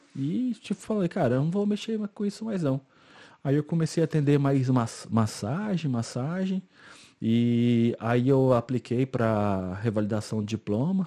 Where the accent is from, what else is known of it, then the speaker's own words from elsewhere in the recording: Goiânia, Goiás, Brazil; moved away as an adult; now in Ireland; eu sou de Goiânia